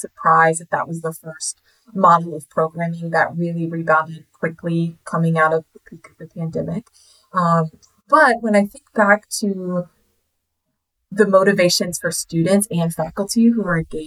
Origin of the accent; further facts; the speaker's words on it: South Carolina, United States; also born or lived in Washington, D.C.; left my hometown in South Carolina, moved up to DC